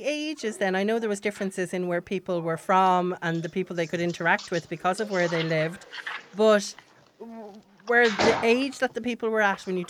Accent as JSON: {"language": "English", "area": "Wexford", "region": "Leinster", "country": "Ireland", "said": "even though I'm from Wexford"}